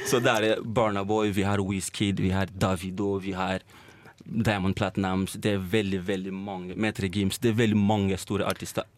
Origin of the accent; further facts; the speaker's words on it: Trondheim, Trøndelag, Norway; moved away as an adult; now in Oslo, Norway; Kommer jo egentlig fra Trondheim, så har jeg flytta til Oslo for å da jobbe mer med musikken min